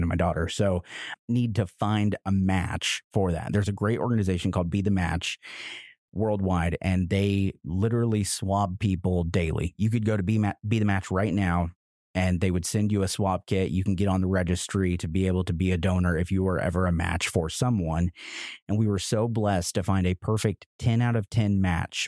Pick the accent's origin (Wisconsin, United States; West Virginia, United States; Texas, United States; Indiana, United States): Indiana, United States; Roachdale; also born or lived in Lexington; now in Indianapolis, United States; I'm from Indiana, born and raised in a little town called Roachdale, Indiana, a t- town of 800 of us